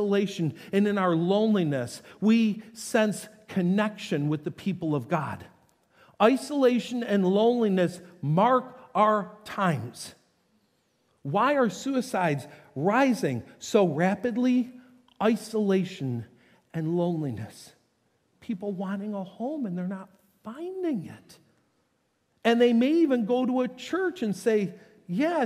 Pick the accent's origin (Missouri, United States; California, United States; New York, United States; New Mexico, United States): New York, United States; North Tonawanda; moved away; Both those homes growing up in North Tonawanda